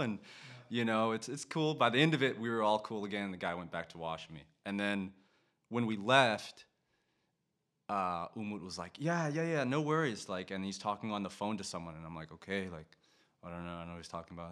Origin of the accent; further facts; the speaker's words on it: United States; moved away as an adult; also born or lived in Vietnam; now in Denmark; I'm a, I'm American